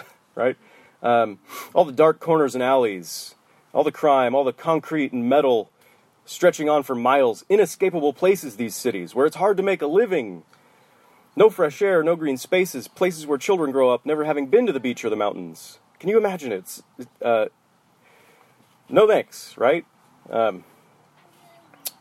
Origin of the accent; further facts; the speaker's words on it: Portland, United States; I grew up in the Portland area, but mostly in the suburbs